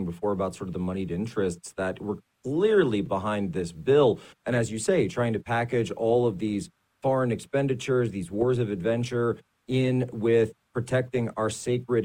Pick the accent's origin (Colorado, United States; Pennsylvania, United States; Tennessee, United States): Pennsylvania, United States; my home state of Pennsylvania